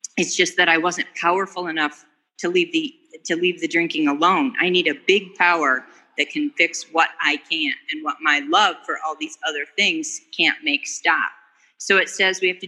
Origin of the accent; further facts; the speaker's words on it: Dallas, Texas, United States; now in Colorado, United States; I'm from Dallas, but I'm calling in from Colorado